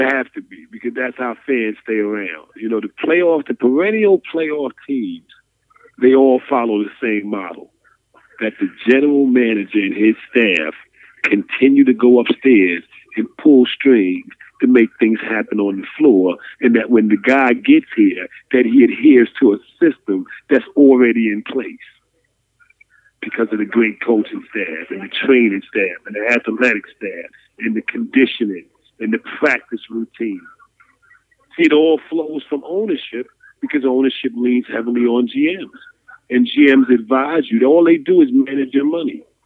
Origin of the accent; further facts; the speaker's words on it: New York, United States; I'm a New Yorker.